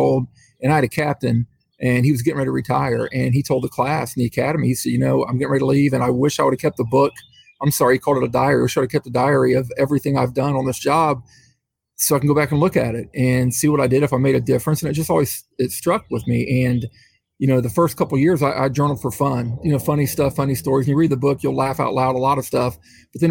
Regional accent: Middletown, Ohio, United States; I was the police chief here in Middletown, Ohio, which is right by Cincinnati. I was the police chief for 5 years. I was a police officer here in the same city for 30 years. And this is where I live. It's my hometown.

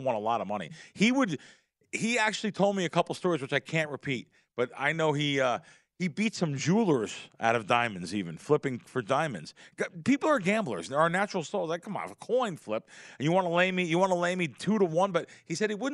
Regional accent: New Jersey, United States; also born or lived in Queens, New York; I grew up in Pujols in North Jersey and New York, in Queens.

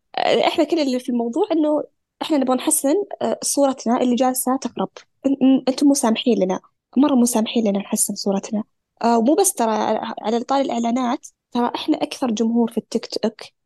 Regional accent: Saudi Arabia; احنا كسعوديين

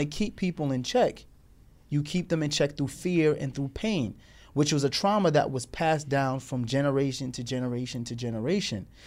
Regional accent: Morristown, Tennessee, United States; we were now growing up with her in Tennessee, Morristown, Tennessee, in the South

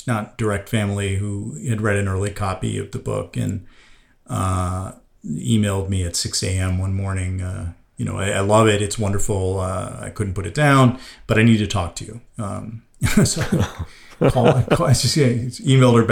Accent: United States; I, as an American

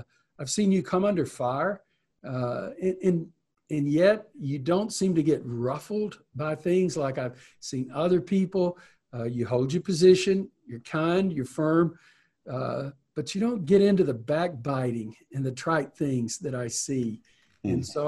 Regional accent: Texas, United States; And I grew up in Deep East Texas.

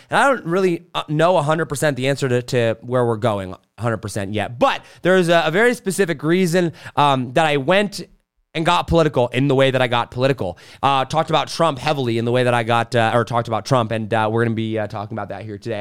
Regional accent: suburbs of Los Angeles, California, United States; moved away; also born or lived in Wisconsin; I was born in Wisconsin, and at age one, I moved to California, suburbs of, of Los Angeles

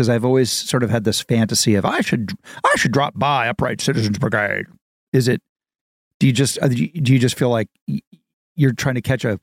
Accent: Dayton, Ohio, United States; Ohio, Dayton, in Ohio. Dayton, Ohio

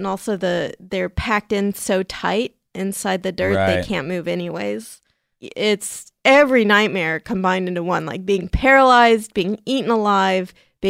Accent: San Diego, California, United States; They're even in San Diego, California, which is my hometown.

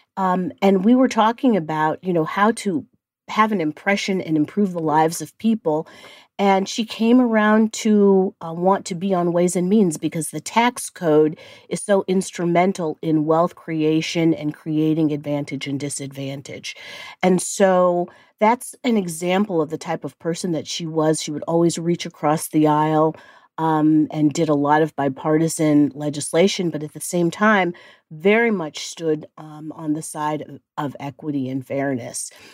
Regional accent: Cleveland Heights, Ohio, United States; moved away; I am from the Midwest and I grew up in Cleveland Heights, Ohio

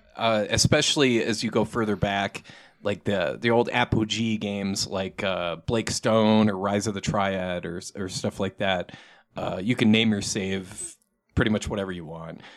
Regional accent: Saint Paul, Minnesota, United States; now in Albuquerque, United States; I'm actually from Saint Paul area, Minnesota

